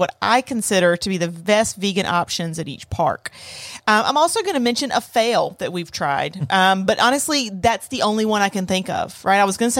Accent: the South, United States; I'm from the South.

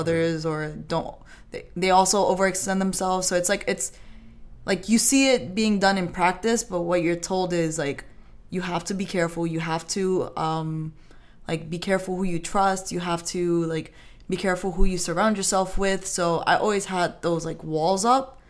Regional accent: New York, United States; I grew up in New York

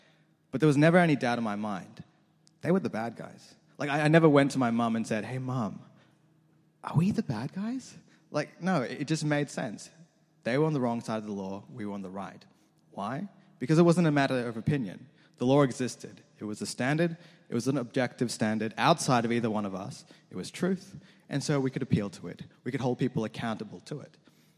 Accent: Australia; also born or lived in New Zealand; I was born not in Australia, but in New Zealand. I genuinely was born in New Zealand. When I was younger, my family, we fell in some hard times and we had to move to Australia, roughly when I was about 6 or 7.

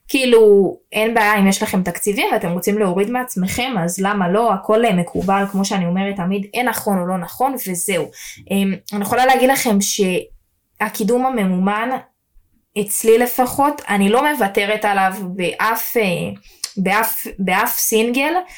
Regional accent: Jerusalem, Jerusalem District, Israel; אם אני ירושלמית

